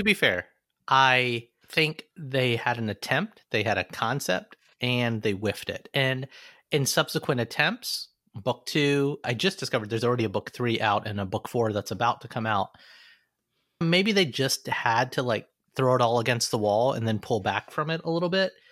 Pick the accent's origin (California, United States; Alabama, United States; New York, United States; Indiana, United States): Alabama, United States; Growing up in Alabama